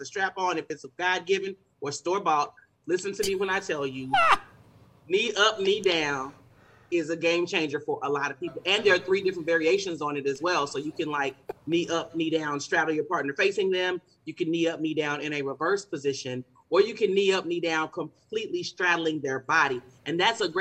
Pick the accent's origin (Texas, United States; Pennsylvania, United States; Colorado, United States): Texas, United States; I'm from Texas